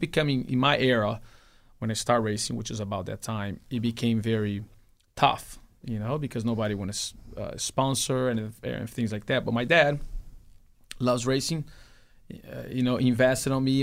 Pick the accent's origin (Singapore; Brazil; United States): Brazil; moved away; my dad used to have a race team in my hometown